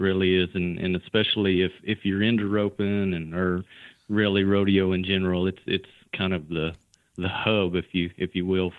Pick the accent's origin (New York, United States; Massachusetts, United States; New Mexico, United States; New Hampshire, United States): New Mexico, United States; now in Granbury, Texas, United States; I live in Granbury, Texas. That's where Classic Ropes is based out of. I grew up in New Mexico, actually, in a ranching family.